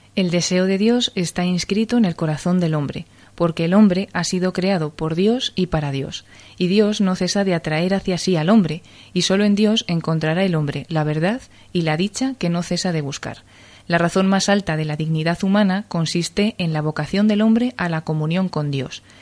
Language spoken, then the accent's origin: Spanish; Cuenca, Castilla-La Mancha, Spain; moved away as an adult; now in Madrid, Spain; soy de Cuenca, así que he pertenecido mucho tiempo al grupo de acción católica de, Cuenca. Luego ya me vine a estudiar aquí a Madrid